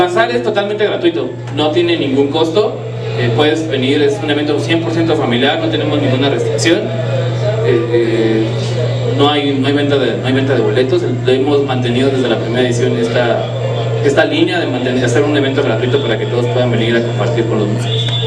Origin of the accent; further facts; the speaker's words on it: Dominican Republic; yo soy de la República Dominicana